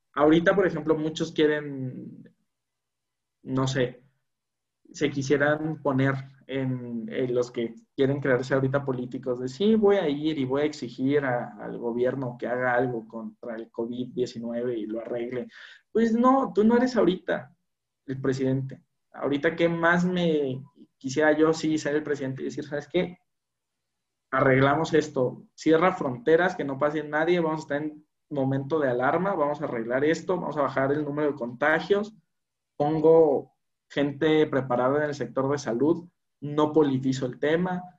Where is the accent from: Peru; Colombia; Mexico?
Mexico; como mexicano